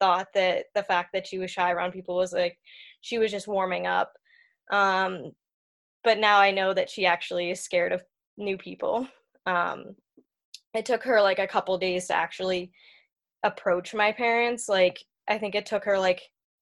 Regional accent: New Hampshire, United States; I'm from New Hampshire.

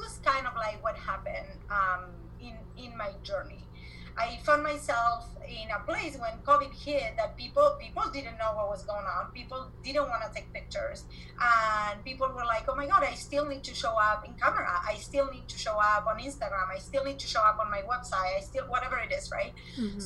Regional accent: Argentina; English is a second language; moved away as an adult; also born or lived in Spain / Las Vegas, United States; now in United States; I am originally from Argentina. I came to the US in 2001. I came from Spain

